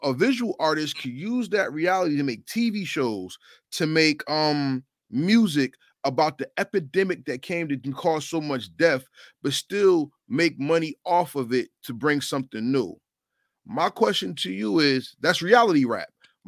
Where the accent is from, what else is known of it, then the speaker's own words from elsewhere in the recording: New Jersey, United States; that's in my home state.